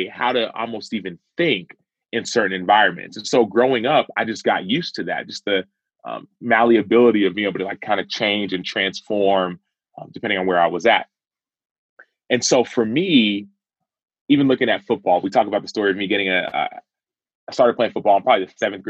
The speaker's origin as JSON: {"language": "English", "town": "Dallas", "region": "Texas", "country": "United States", "tie": "born or raised there", "said": "I was born in Dallas, Texas, I was raised in a Nigerian household."}